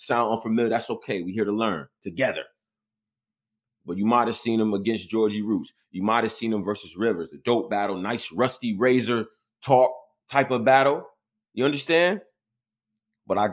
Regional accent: Rochester, New York, United States; I'm from upstate New York. I'm from Rochester

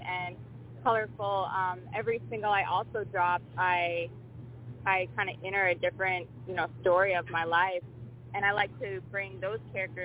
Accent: Canada; Being Canadian

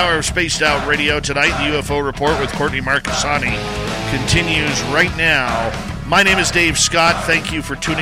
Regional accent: Canada; accent: Canadian; I am Canadian

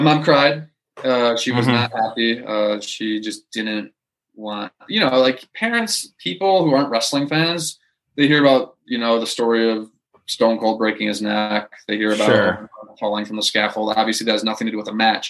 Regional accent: West Dundee, Illinois, United States; moved away as an adult; also born or lived in Florida; I grew up in West Dundee, Illinois, at Chicago suburb.

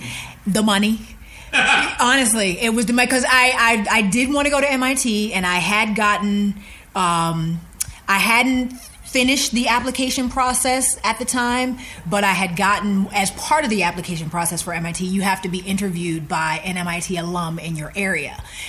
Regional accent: the North, United States; You know, I'm from the North. You know, we didn't, HBCUs weren't necessarily a thing.

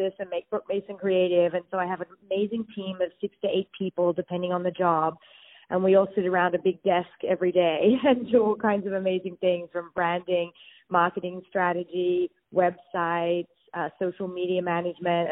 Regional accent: Sydney, New South Wales, Australia; also born or lived in New York; now in West Hollywood, United States; I'm from Sydney, Australia

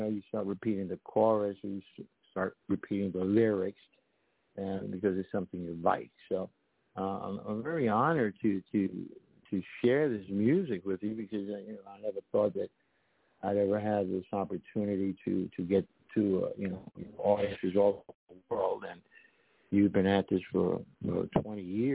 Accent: New York, United States; moved away as an adult; also born or lived in Puerto Rico; I'm from New York and East Coast, and then I went to the West Coast

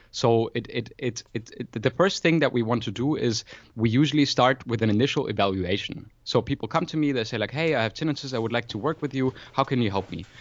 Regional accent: Freiburg, Baden-Württemberg, Germany; moved away as an adult; now in Berlin, Germany; I was actually born in Freiburg in Germany, in the very south, close to Switzerland in France, but, uh, been in Berlin for about, uh, yeah, five years nearly now

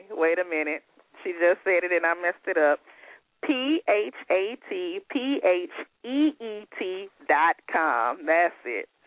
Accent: Baton Rouge, Louisiana, United States; Well, I'm excited to hear you doing things in Baton Rouge. You know, that's my hometown.

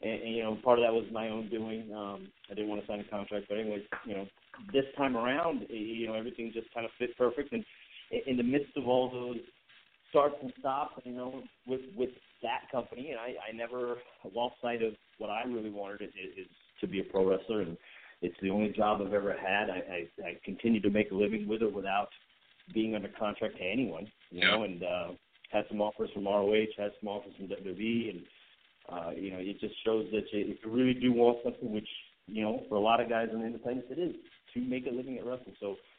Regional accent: Mumbai, Maharashtra, India; come out on top here in Mumbai, India, in front of my home country

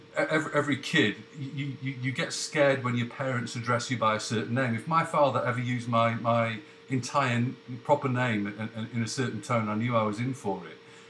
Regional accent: Canada; Yeah, yeah, I am actually from Canada, but I've got a Google New York number.

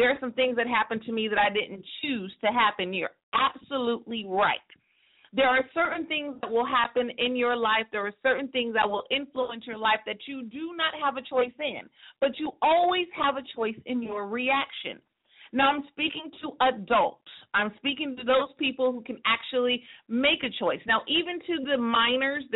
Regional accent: Stockton, California, United States; my hometown in Stockton, California

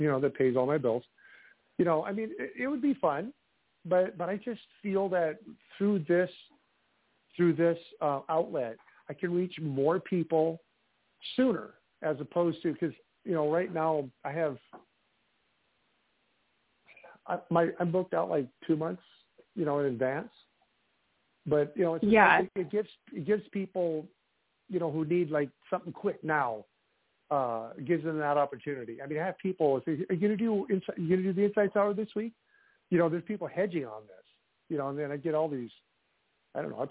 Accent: Iowa, United States; from my home state of Iowa

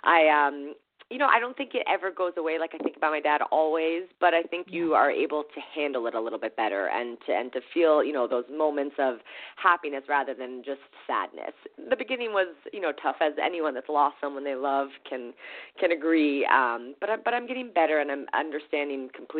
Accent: Florida, United States; now in Hawaii, United States; I was born in Florida and living in Hawaii.

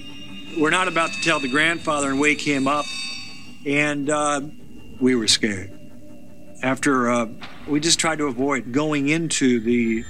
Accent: Hastings, Minnesota, United States; I grew up in Hastings, Minnesota, a little village of 12,000 nestled on the Mississippi River.

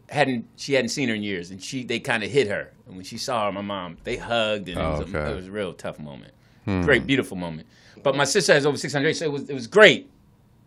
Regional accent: Philadelphia, Pennsylvania, United States; it's my hometown, Philly

